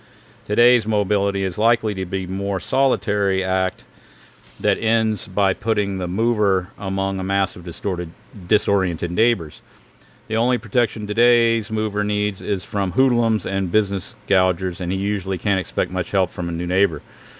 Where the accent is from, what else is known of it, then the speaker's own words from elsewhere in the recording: Oklahoma, United States; also born or lived in Los Angeles, United States; I was born in Los Angeles. I lived there till I was 10 years old, something like that. Moved to Oklahoma.